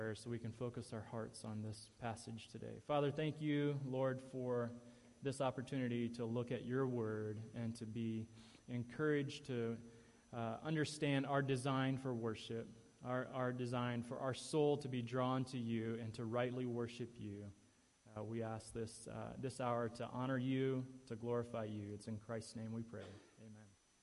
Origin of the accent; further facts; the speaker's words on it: Ohio, United States; moved away; in my home state in Ohio, near Cleveland